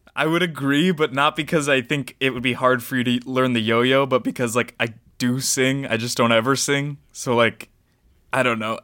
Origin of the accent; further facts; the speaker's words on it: United States; growing up in America as a brown person